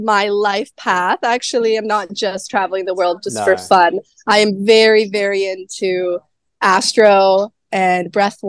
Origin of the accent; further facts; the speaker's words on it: Maine, United States; moved away as an adult; also born or lived in California; I am American. I grew up in Maine on the East Coast, like a small ass fishing town with nobody. And I am now young, 23-year-old, traveling the world.